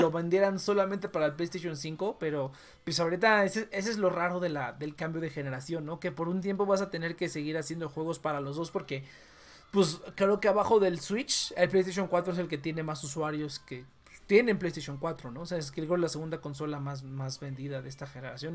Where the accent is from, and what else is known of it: Mexico